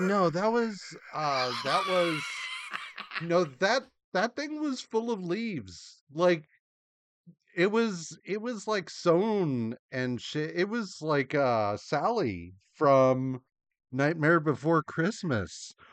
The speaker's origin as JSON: {"language": "English", "country": "United States", "said": "as an American"}